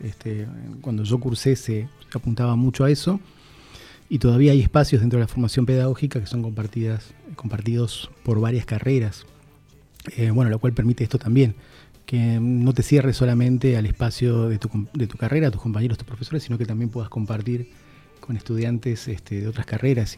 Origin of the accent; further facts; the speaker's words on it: Posadas, Misiones, Argentina; also born or lived in Oberá; Nací en la ciudad de Oberá. Ah, obereño. Eh, soy obereño, em, tengo mi familia en Oberá, gran parte de mi familia en Oberá, pero viví toda, toda mi vida en Posadas